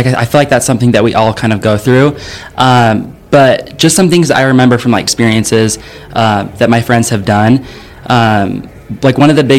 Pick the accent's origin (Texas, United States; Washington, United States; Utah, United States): Utah, United States; now in Tennessee, United States; I was born in Utah and then I moved to Tennessee. I think it's been like three years ago.